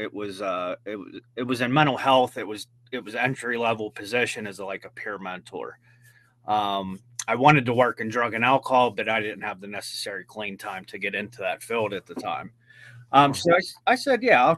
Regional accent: Washington, Pennsylvania, United States; I am from Washington, Pennsylvania

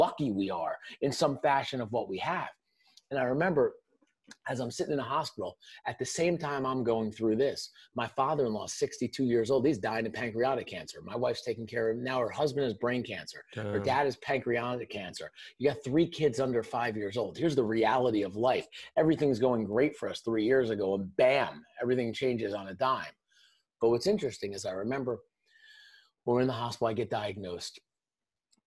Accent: Northern New Jersey, United States; I grew up in Northern New Jersey, right outside New York City

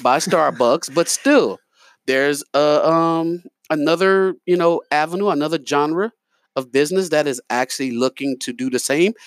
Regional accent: New York, United States; now in Lafayette, United States; I'm from New York

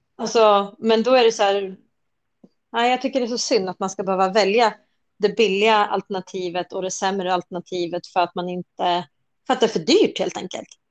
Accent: Nyköping, Södermanland, Sweden; jag är från Nyköping

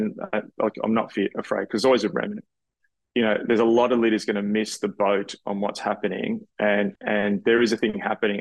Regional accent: Australia; being an Australian

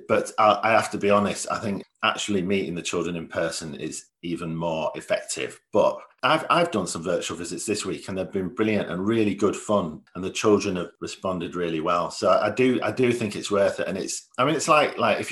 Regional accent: Leeds, Yorkshire and the Humber, United Kingdom; I'm from Leeds.

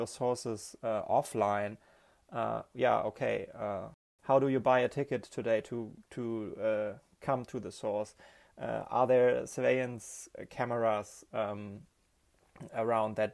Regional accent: Germany; also born or lived in Berlin; I'm from Germany. I'm based in Berlin

